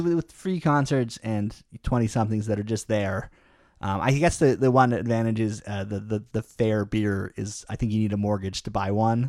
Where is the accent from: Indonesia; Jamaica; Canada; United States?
Canada; I guess it's ingrained in me as a Canadian